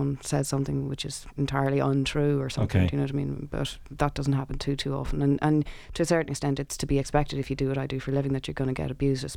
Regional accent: Ireland; as an Irish person

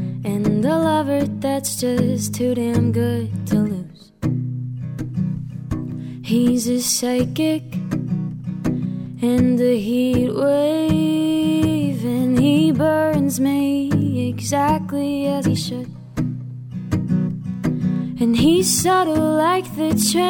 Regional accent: Mansfield, Massachusetts, United States; I'm from Mansfield, Massachusetts

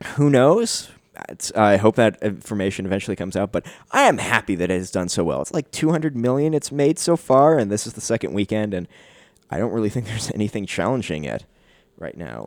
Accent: Canada; I'm Canadian

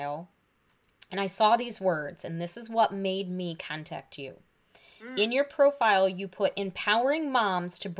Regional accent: Michigan, United States; moved away as an adult; also born or lived in Pennsylvania; I grew up in Michigan, but I moved to Pennsylvania for grad school

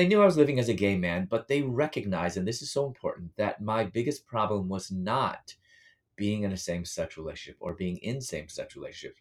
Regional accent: Chicago, Illinois, United States; moved away as an adult; also born or lived in Louisville / Atlanta, Georgia; I'm from Chicago, and I was living in Louisville at that time

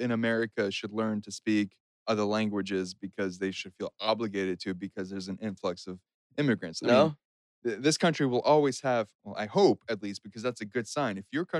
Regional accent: Western Massachusetts, United States; also born or lived in Estonia / Springfield, Massachusetts; I grew up in Western Massachusetts.

